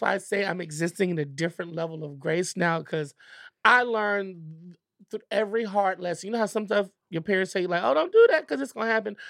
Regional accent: Richmond, Virginia, United States; I am from Virginia

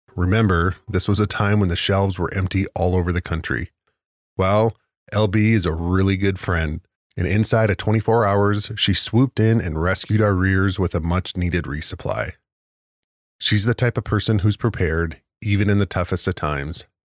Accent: Williston, North Dakota, United States; my hometown of Williston, North Dakota

